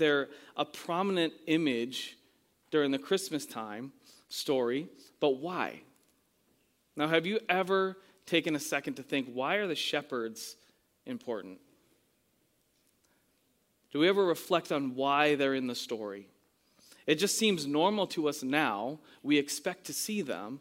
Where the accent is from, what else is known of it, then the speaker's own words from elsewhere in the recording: New England, United States; moved away; I'm from New England